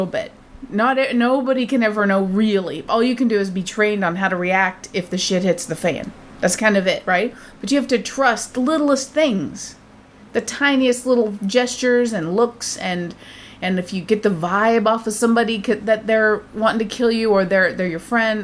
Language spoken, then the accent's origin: English; United States; as an American